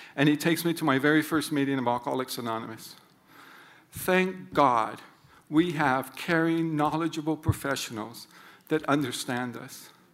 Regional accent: Honolulu, Hawaii, United States; I grew up in Honolulu as a fifth of six kids

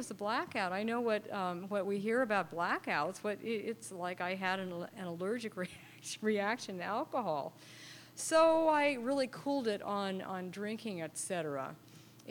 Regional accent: San Francisco, California, United States; I grew up in San Francisco. Grew up way out by the beach on 45th and Terraville

